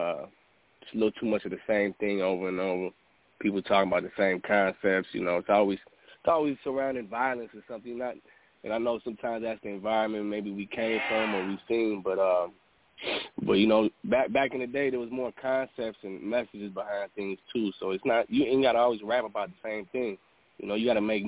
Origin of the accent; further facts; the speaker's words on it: Chicago, Illinois, United States; also born or lived in San Diego, California; I moved back to Chicago where my family originally was at prior to me being born in San Diego. I kind of grew up in the city life